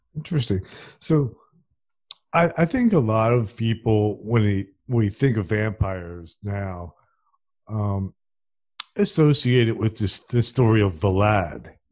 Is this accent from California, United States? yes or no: no; New Jersey, United States; I'm from New Jersey